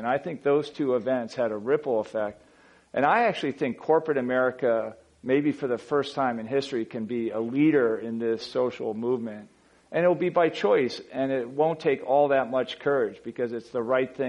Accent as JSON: {"language": "English", "country": "United States", "said": "I'm an American Fortune 250 CEO."}